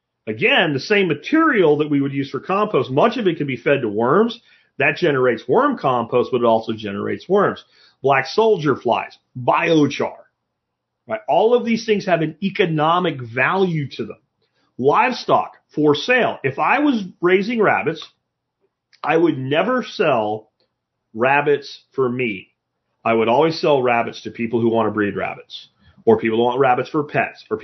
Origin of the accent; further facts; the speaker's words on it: Pottsville, Pennsylvania, United States; moved away; also born or lived in Northampton, Pennsylvania; I was from Pottsville, Minersville area, Schuylkill County